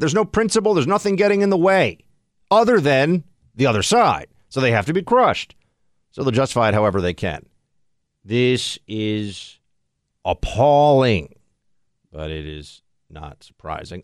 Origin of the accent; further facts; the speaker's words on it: New York, United States; I'm sitting here as a New Yorker